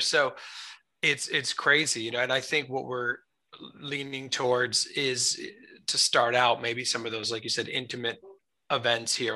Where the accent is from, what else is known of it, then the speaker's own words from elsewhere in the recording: United States; I'm American. My family's uh, ancestors from Italy